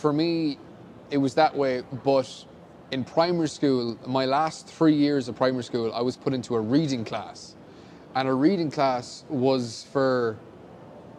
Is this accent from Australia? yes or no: no; County Wicklow, Ireland; accent: Irish; moved away; also born or lived in Kentucky; When I was growing up in Ireland, I have like really bad dyslexia.